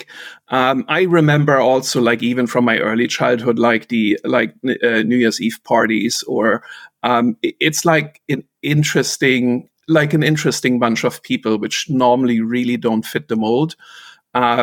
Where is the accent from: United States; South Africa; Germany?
Germany; Rostock, Mecklenburg-Vorpommern; moved away as an adult; also born or lived in Wittenberg / Gera / West Germany; the vast majority of my upbringing was in Rostock, the port city of Rostock